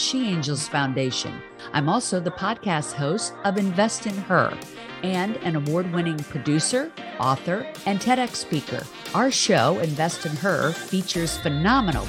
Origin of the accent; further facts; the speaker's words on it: Washington, District of Columbia, United States; I actually am from DC